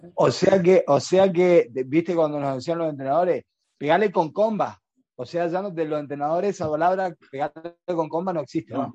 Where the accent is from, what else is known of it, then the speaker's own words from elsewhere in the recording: Argentina; now in Spain; somos argentinos